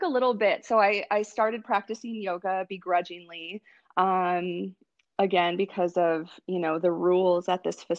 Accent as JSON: {"language": "English", "region": "Wisconsin", "country": "United States", "tie": "born or raised there", "said": "I grew up in Wisconsin"}